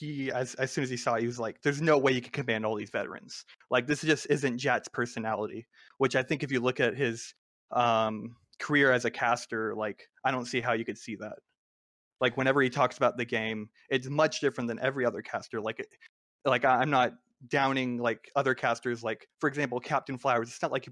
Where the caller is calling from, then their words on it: Temple, Texas, United States; I am calling from Temple, Texas.